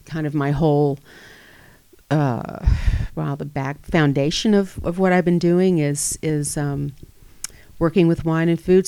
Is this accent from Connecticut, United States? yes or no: no; Atlanta, Georgia, United States; moved away as an adult; now in Napa Valley, United States; I grew up in Atlanta